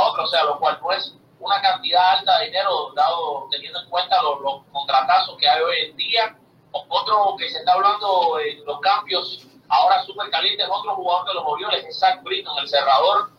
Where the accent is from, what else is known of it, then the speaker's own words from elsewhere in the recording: Matanzas, Cuba; now in United States; Matanzas, que es la provincia desde donde yo nací, mi esposa nació